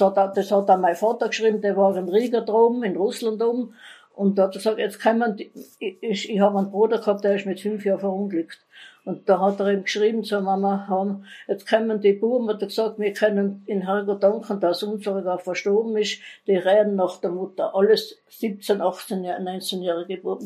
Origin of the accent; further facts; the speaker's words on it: Innsbruck, Tyrol, Austria; also born or lived in Gries im Sellrain; ich bin in Wilden aufgewachsen, in der Heimangassen 1